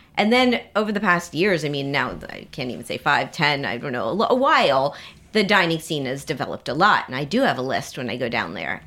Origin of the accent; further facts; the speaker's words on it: Miami, Florida, United States; moved away; My hometown of Miami